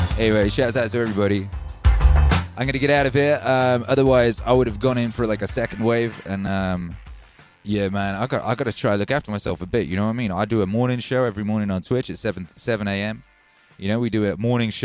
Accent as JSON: {"language": "English", "region": "Wales", "country": "United Kingdom", "tie": "born or raised there", "said": "I grew up in Wales"}